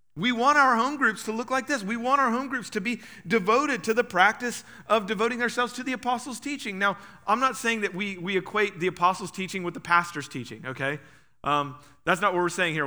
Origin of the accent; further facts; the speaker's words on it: Huffman, Texas, United States; I was raised in Huffman